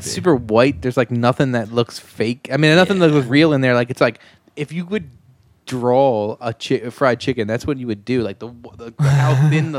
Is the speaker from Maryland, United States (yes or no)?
yes; Eastern Shore, Maryland, United States; I'm from the Eastern Shore. Is where I'm from.